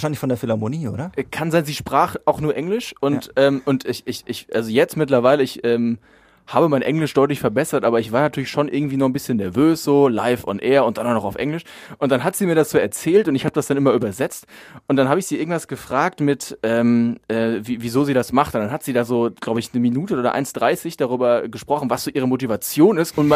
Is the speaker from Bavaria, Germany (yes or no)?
no; North Rhine-Westphalia, Germany; es ist ja so als Sauerländer, es ist so das, das, das Siegerländisch, ne?